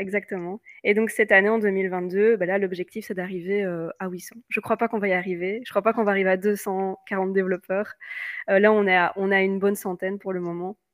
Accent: Belgium; je suis belge.

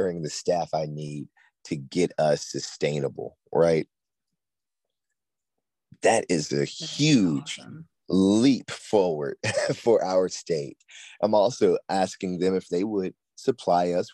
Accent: Aiken, South Carolina, United States; in my hometown of Aiken

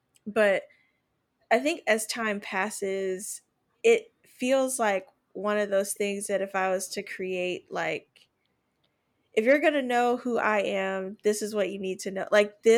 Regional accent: Ghana; But I think this time around, I'm like, oh, I am unapologetically Ghanaian and I love it.

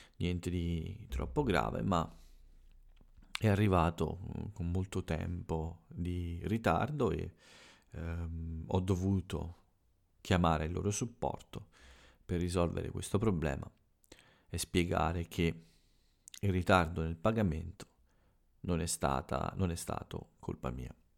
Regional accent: Italy; del mio paese

